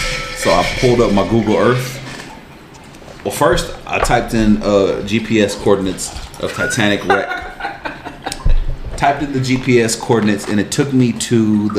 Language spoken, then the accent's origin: English; United States; Hold on, because I'm an American.